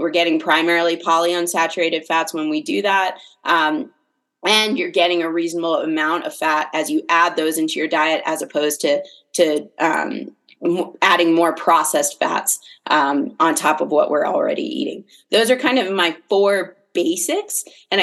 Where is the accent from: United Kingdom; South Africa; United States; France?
United States; Fairfax County, Northern Virginia; moved away as an adult; also born or lived in Ellicott City, Maryland; now in Salt Lake City, United States; I grew up on the East Coast, outside of DC